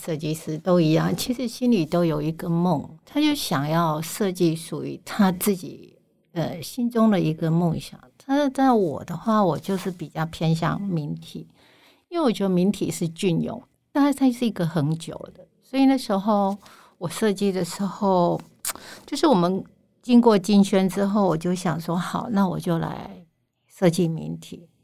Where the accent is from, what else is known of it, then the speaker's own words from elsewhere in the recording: Lanyang, Yilan County, Taiwan; 用我的故乡，然后取名，啊，叫蓝洋